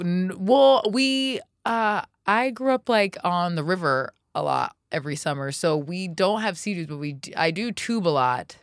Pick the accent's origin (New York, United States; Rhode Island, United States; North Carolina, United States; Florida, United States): Florida, United States; growing up in Florida